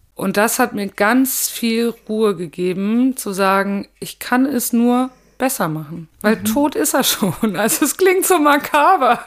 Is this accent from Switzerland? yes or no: no; Haiger, Hesse, Germany; weil das Büro damals noch in Haiger war und das ist ja mein Ort, wo ich herkomme